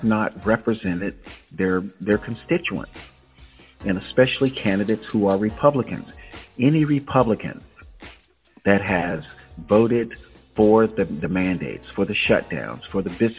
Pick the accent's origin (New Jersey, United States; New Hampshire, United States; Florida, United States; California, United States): Florida, United States; Tampa Bay area; I'm born and raised in Tampa, St. Pete, Clearwater, Bradenton, Sarasota